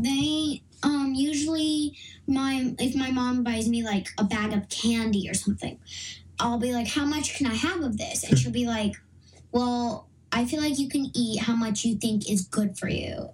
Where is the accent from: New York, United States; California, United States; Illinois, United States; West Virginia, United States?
California, United States; Los Angeles; now in Austin area, Texas, United States; was literally born and raised in yeah. Los Angeles